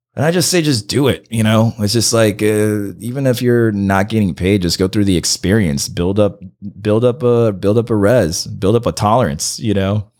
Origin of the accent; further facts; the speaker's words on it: Santa Ana, California, United States; English is a second language; moved away as an adult; also born or lived in Miami; now in Los Angeles, United States; I grew up in Santa Ana